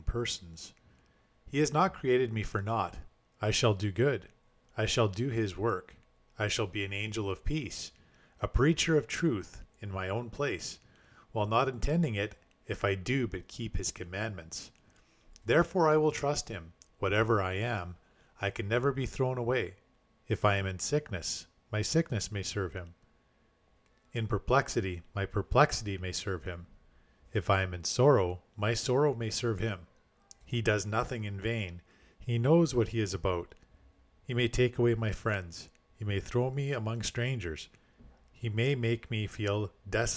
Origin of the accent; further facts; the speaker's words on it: Canada; as a Canadian myself